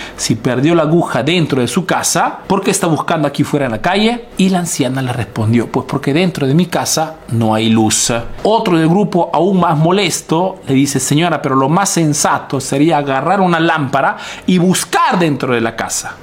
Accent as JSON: {"language": "Spanish", "country": "Peru", "moved": "yes", "lives_now": "Italy"}